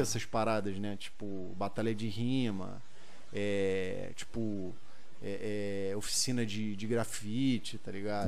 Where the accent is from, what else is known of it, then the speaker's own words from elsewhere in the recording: Rio de Janeiro, Brazil; eu fui criado ali na, na em São Cristóvão